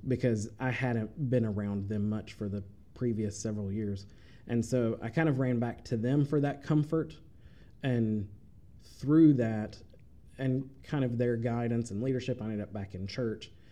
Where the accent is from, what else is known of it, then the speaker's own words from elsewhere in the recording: Chattanooga, Tennessee, United States; moved away as an adult; now in Murray, United States; I grew up in Chattanooga